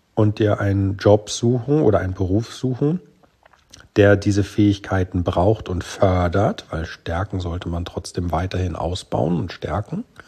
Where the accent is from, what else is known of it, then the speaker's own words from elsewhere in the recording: Germany; bei uns in Deutschland